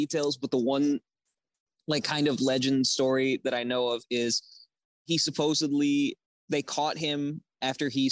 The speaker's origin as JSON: {"language": "English", "town": "Los Angeles", "region": "California", "country": "United States", "tie": "born or raised there", "said": "I grew up in Los Angeles"}